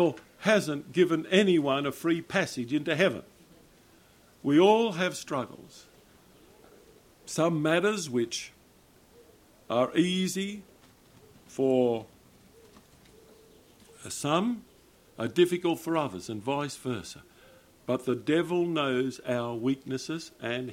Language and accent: English; Australia; I'm an Australian